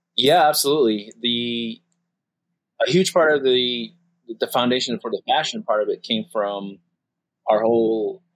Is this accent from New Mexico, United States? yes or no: yes; Acoma Pueblo, New Mexico, United States; I am from the Acoma Pueblo